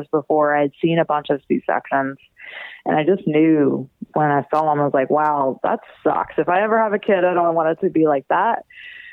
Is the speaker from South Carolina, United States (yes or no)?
no; right outside of New Orleans, Louisiana, United States; I was born and raised right outside of New Orleans, Louisiana